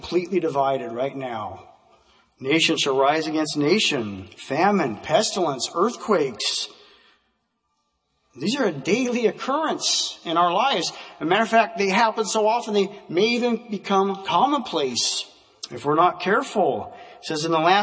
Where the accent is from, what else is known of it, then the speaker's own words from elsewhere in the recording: Vancouver, Washington, United States; as a kid growing up in Vancouver, Washington